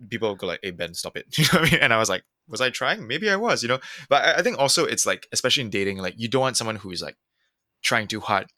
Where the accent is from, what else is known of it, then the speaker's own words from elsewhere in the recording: Singapore; growing up in Singapore in the nineties